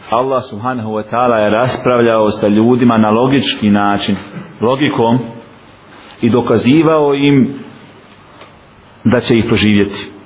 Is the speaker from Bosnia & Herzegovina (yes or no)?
yes; Bosnia & Herzegovina; kod nas u Bosni